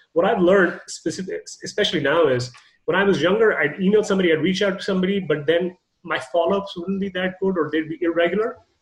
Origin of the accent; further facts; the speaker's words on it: Canada; I'm Canadian